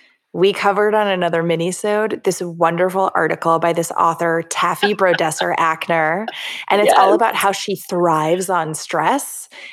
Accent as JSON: {"language": "English", "region": "Florida", "country": "United States", "said": "Yeah, this is me. I'm from Florida."}